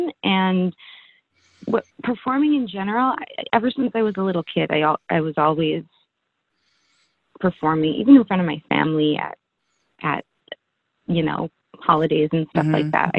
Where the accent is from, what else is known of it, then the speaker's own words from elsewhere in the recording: Vancouver, British Columbia, Canada; I'm an actress from Vancouver.